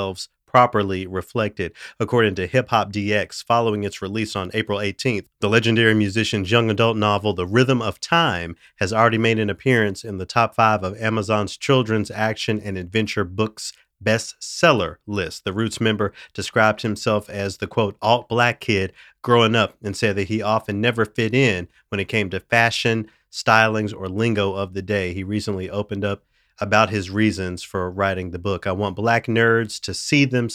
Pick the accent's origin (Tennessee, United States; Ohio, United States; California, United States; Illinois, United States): Tennessee, United States; Memphis; I'm from Memphis. I'm from a majority black city